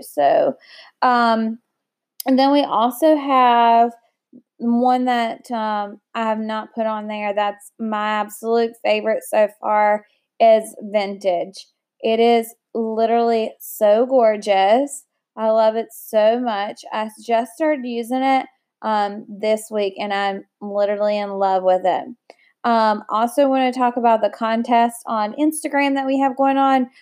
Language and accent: English; United States; I love my country, and I love being an American